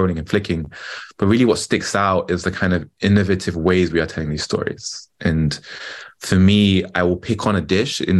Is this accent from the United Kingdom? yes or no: yes; London, United Kingdom; I'm British, born and raised in London